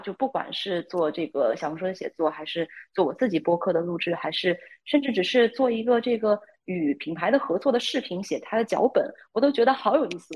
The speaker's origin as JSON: {"language": "Chinese", "area": "near Boston", "region": "Massachusetts", "country": "United States", "tie": "born or raised there", "said": "我就是在波士顿附近长大"}